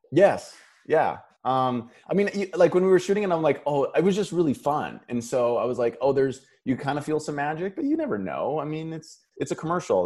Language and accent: English; Paradise Hill, Saskatchewan, Canada; moved away as an adult; now in Los Angeles, United States; I grew up in a really small um, farming community. Um, my hometown has 500 people in it